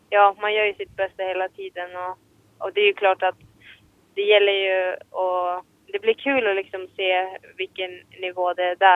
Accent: Finland; oberoende om man tävlar i, hemma i Finland eller eh, på världscup så är det ju samma tävlingar liksom.

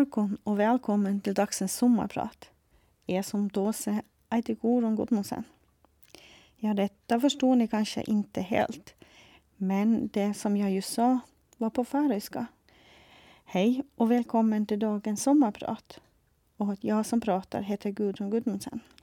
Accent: Sandavágur, Faroe Islands; Swedish is a second language; moved away as an adult; also born or lived in Nuuk, Greenland; now in Åland, Finland; Jag upplevde det tryggt och bra att växa upp hemma i Sandavaj

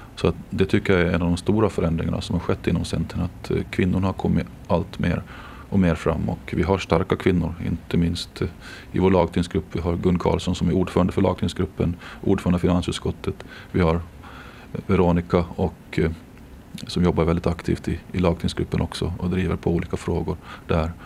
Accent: Jomala, Åland Islands; now in Mariehamn, Åland; jag är ju född och uppvuxen i Jomala

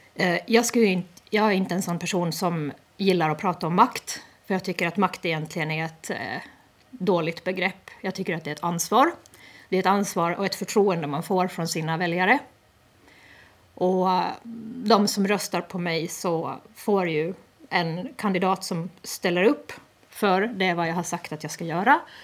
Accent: Åland Islands; vi som ålänningar som faktiskt har det här som en del av vår identitet

